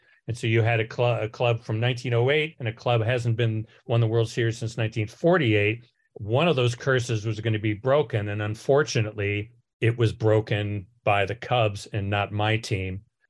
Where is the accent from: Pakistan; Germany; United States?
United States; Cleveland, Ohio; I'm from Cleveland.